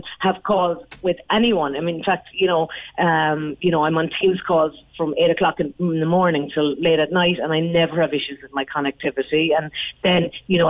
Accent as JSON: {"language": "English", "town": "Skibbereen", "region": "Munster", "country": "Ireland", "also_born_or_lived": "Clonakilty", "moved": "yes", "said": "I'm from Skibbereen myself, left for many years, but came back, living in Clonakilty"}